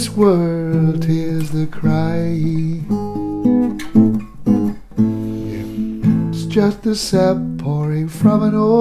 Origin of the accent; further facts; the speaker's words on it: Newcastle upon Tyne, North East England, United Kingdom; moved away as an adult; also born or lived in Highlands, Scotland; now in Invergordon, United Kingdom; for Newcastle, my hometown, it takes me 6 hours to drive there